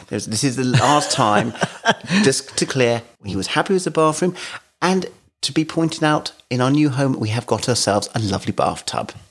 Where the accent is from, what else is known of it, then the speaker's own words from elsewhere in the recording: London, United Kingdom; moved away as an adult; now in Kent, United Kingdom; I grew up in London